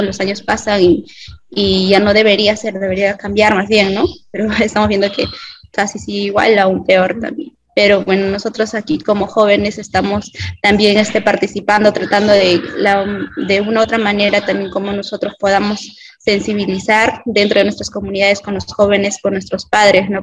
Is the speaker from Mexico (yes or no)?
no; Peru; todos somos el Perú